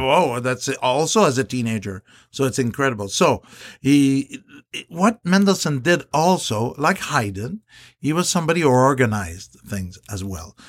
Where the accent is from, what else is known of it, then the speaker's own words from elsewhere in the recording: Canada; I'm Canadian